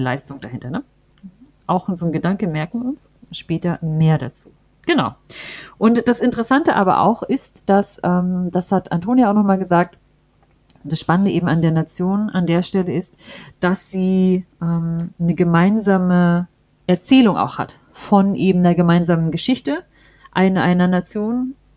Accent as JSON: {"language": "German", "region": "East Germany", "country": "Germany", "said": "im Osten, wo wir ja beide auch herkommen"}